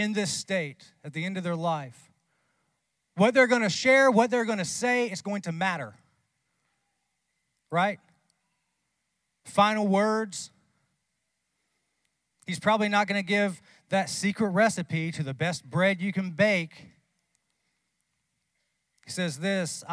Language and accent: English; North Carolina, United States; I'm from North Carolina